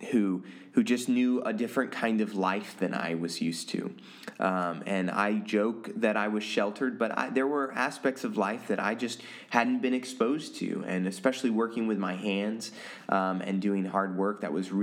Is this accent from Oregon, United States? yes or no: yes; Oregon, United States; also born or lived in Taiwan / Manila, Philippines; My mom's two sisters and then some of my dad's family, really, really close, all lived in Oregon. And so I grew up getting to know my cousins really, really well.